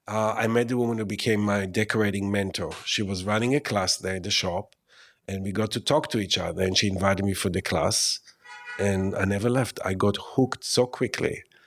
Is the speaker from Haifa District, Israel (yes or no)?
no; Tel Aviv, Tel Aviv District, Israel; now in New York City, United States; I grew up in Tel Aviv, Israel.